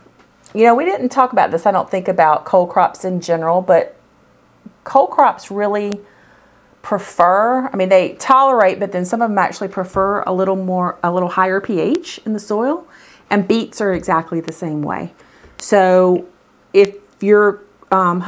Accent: the South, United States; I'm from the South

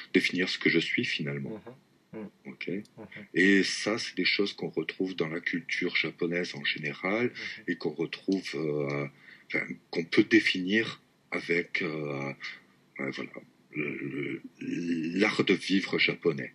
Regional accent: the South-West, south-west France, France; moved away as an adult; also born or lived in Toulouse / Marseille; now in Tokyo, Japan; je viens du Sud-Ouest, d'un tout petit village du Sud-Ouest

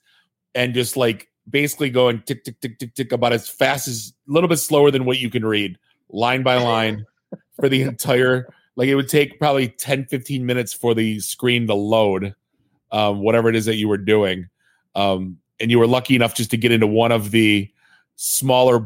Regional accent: Warren, Michigan, United States; I grew up in Warren

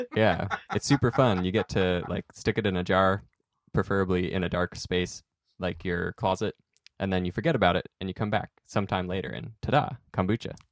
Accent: Salem, Oregon, United States; growing up in Salem

